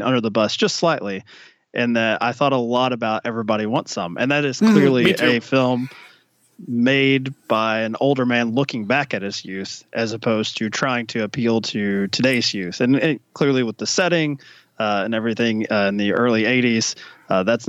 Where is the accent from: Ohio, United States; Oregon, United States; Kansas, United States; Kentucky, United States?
Kentucky, United States; I grew up in Kentucky